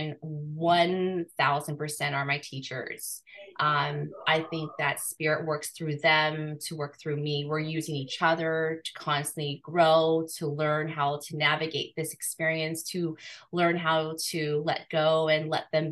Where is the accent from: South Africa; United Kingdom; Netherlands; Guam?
Guam; I was born in Guam